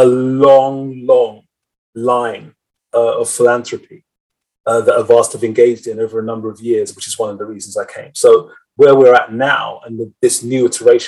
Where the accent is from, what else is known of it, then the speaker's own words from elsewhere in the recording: London, United Kingdom; I grew up in West London